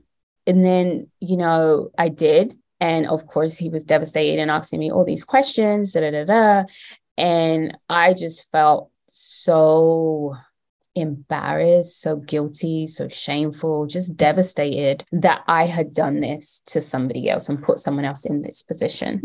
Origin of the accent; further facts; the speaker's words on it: London, United Kingdom; moved away as an adult; now in United States; I am from London